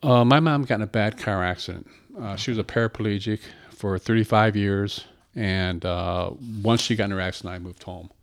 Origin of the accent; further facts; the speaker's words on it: Battle Creek, Michigan, United States; also born or lived in Boston; born and raised in Battle Creek